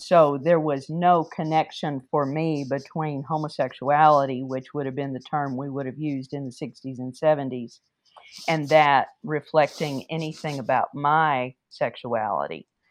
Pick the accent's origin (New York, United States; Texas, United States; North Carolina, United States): Texas, United States; Wichita Falls; I grew up in Wichita Falls